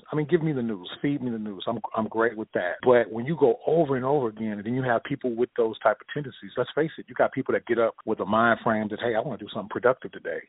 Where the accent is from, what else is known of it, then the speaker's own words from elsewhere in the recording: Orange, Texas, United States; I'm from Orange, Texas